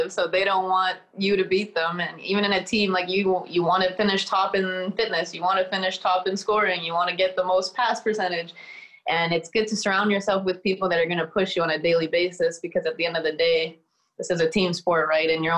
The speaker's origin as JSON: {"language": "English", "town": "Sudbury", "region": "Ontario", "country": "Canada", "tie": "born or raised there", "also_born_or_lived": "Iowa", "moved": "as an adult", "said": "my hometown of Sudbury"}